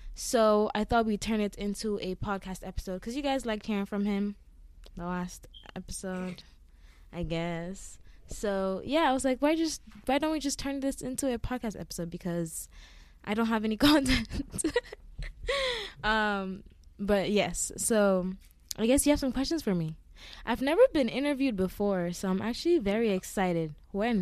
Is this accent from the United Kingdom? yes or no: no; Eastern Region, Ghana; now in Massachusetts, United States; I'm from the eastern region of Ghana.